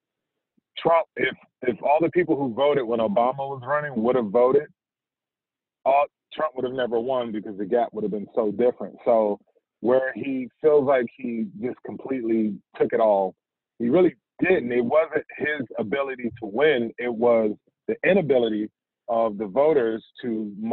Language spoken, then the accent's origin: English; Fayetteville, North Carolina, United States; also born or lived in Wilmington, North Carolina; I'm actually from Fayetteville, North Carolina. And that was a transplant to Wilmington